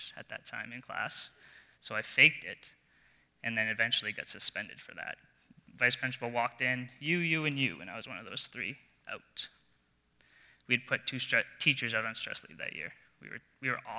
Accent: New Brunswick, Canada; moved away; I grew up in New Brunswick, in a small town, surrounded by family

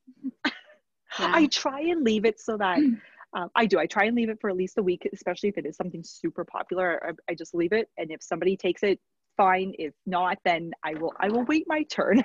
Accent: Red Deer, Alberta, Canada; I'm from Red Deer originally.

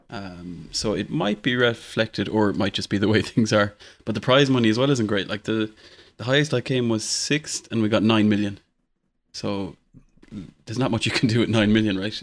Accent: Ireland

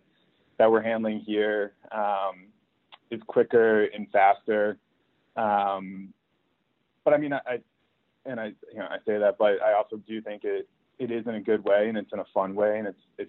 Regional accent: New England, United States; I grew up in New England

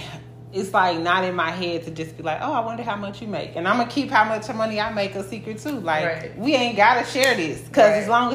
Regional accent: Memphis, Tennessee, United States; I'm from Memphis

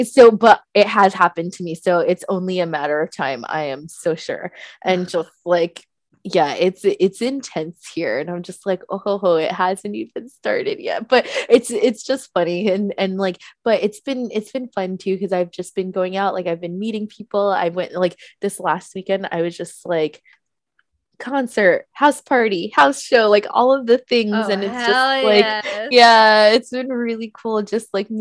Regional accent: East Coast, United States; now in New York, United States; I grew up on the East Coast

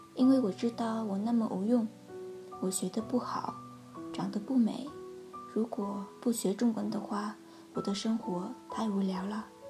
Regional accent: Vietnam; Chinese is a second language; 我以为离开越南，离开家庭

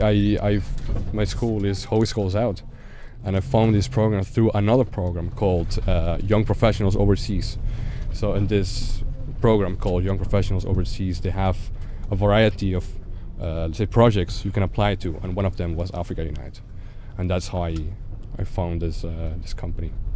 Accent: Spain; now in Netherlands; I come from Spain, but I'm currently living in the Netherlands.

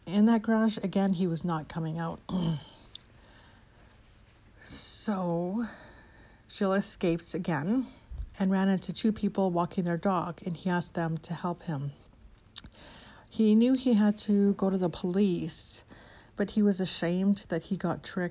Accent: Edmonton, Alberta, Canada; my hometown of Edmonton, Alberta, Canada

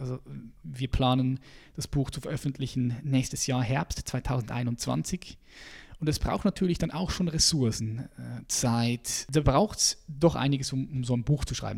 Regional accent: Switzerland; als Schweizer, weil ich die verschiedenen Sprachen miteinander vermischt habe. Ich bin aufgewachsen in einem Viertel, äh, wo sehr viele ausländische ähm, Männer und Frauen hier waren in der, in der Schweiz

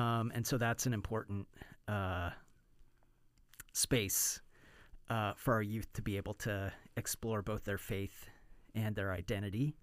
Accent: United States; also born or lived in Bay Area, California; as an American

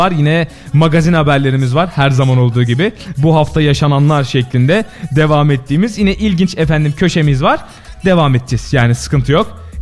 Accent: Isparta, Turkey; moved away; şimdi kimisi İç Anadolu diyor Isparta'ya, kimisi Akdeniz. Biz hemen Torosların arkasında

